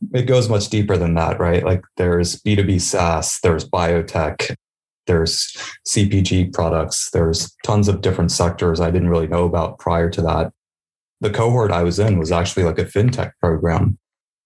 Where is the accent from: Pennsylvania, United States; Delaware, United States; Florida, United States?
Delaware, United States; Sussex County; I come from Sussex County